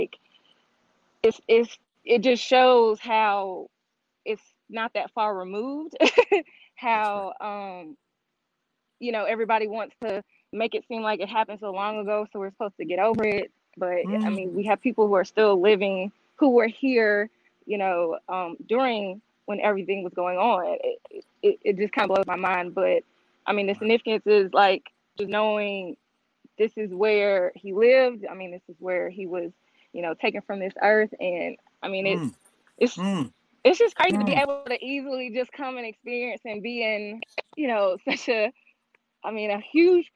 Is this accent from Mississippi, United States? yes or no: yes; Jackson, Mississippi, United States; we are from Jackson, Mississippi